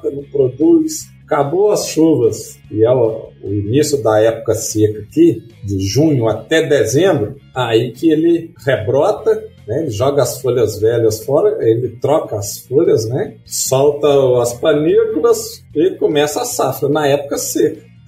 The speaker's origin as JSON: {"language": "Portuguese", "region": "Southeast", "country": "Brazil", "said": "eu, eu, eu falou no início, eu também vim do Sudeste."}